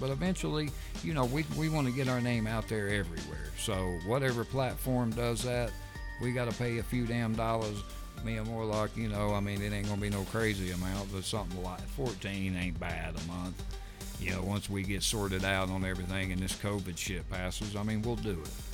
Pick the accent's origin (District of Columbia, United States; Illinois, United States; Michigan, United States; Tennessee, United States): Tennessee, United States; the South, East; we're from the South, living here in East Tennessee.